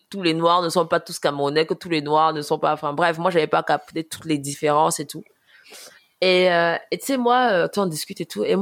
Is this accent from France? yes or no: yes; France; mais moi je suis française moi